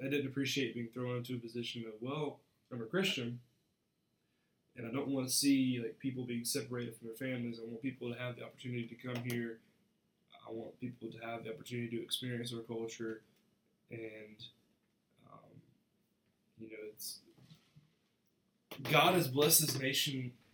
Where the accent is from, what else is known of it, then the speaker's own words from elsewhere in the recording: United States; I'm proud to be an American